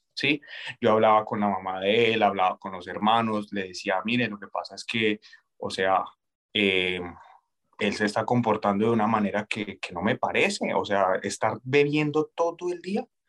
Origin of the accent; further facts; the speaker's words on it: Colombia; moved away as an adult; Soy colombiano. Eh, yo llegué a este país hace aproximadamente tres años